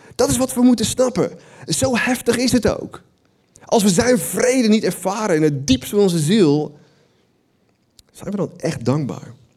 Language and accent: Dutch; Netherlands; wij als Nederlanders